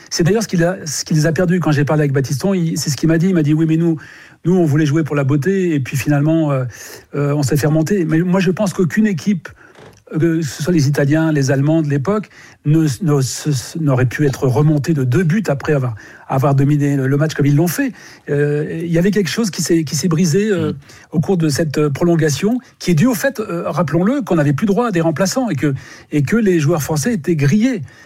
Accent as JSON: {"language": "French", "area": "Pas-de-Calais", "region": "Hauts-de-France", "country": "France", "said": "je suis également du Pas-de-Calais"}